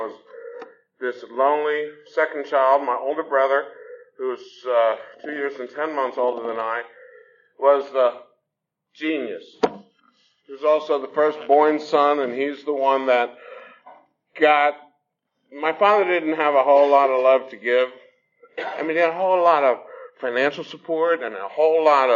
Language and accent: English; Newark, New Jersey, United States; now in Atlanta, United States; I was born in the city of Newark, New Jersey